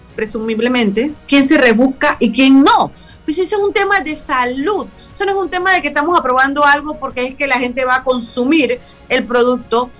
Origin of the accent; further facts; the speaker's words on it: San Miguelito, Panamá Oeste, Panama; also born or lived in El Chorrillo, Panama City; siendo una persona que vengo de San Miguelito y que nací en el Chorrillo